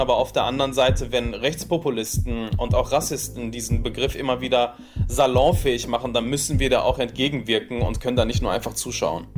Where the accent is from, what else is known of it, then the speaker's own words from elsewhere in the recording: Duisburg, North Rhine-Westphalia, Germany; Duisburg ist äh, meine Heimat und ich bin hier geboren, bin hier aufgewachsen.